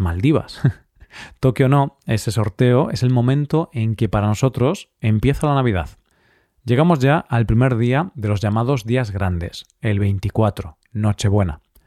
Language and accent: Spanish; Spain; si estás en mi país, porque en España